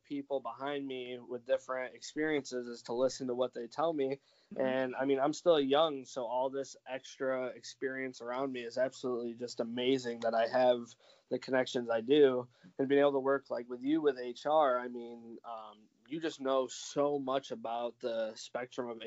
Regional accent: New York, United States; moved away as an adult; I'm originally from New York State. And I just moved down here about 2 years ago.

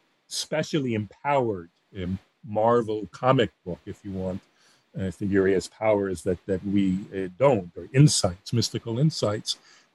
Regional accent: Safed, Northern District, Israel; I'm talking about my hometown here, so I have the home field advantage in this discussion. And now, again, I'm talking about a place called, and it looks in English like Safed, but I pronounce it as we do in Israel as Sfat.

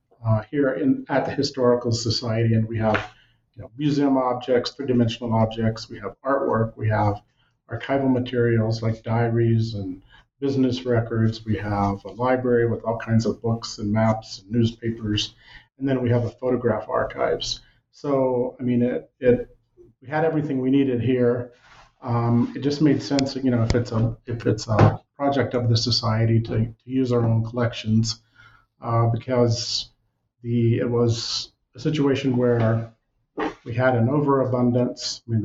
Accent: Texas, United States; now in Montana, United States; I came 36 years ago thinking I'd stay a year or two. I'm from Texas originally, always loved history, always wanted to come to Montana.

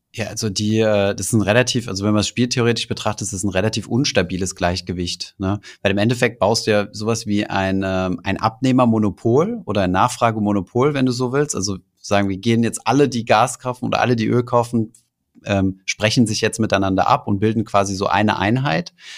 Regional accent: Germany; bei uns in Deutschland

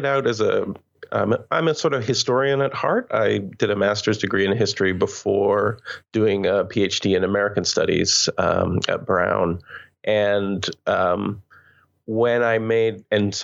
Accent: Canada; moved away as an adult; I'm Canadian

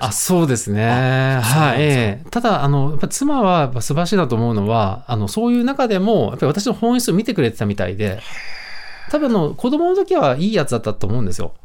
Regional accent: Kyushu, Japan; 九州育った

